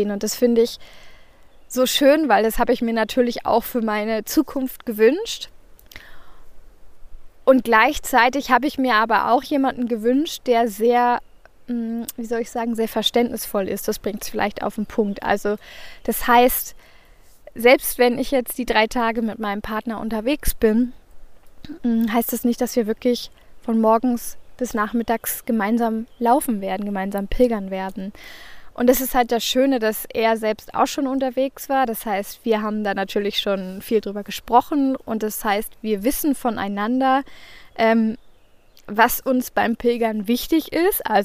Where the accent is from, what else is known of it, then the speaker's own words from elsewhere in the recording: Northern Germany, Germany; Aber als Norddeutsche habe ich da immer so ein bisschen Respekt vor diesen ganzen Höhenmetern.